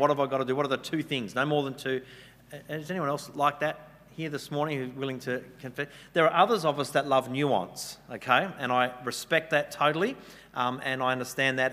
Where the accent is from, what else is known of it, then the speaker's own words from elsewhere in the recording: Western Australia, Australia; now in New South Wales, Australia; I'm from Western Australia originally